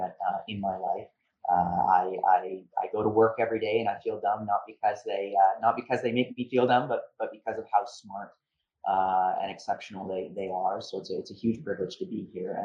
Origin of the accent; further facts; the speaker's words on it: Niagara-on-the-Lake, Ontario, Canada; I grew up in Niagara on the Lake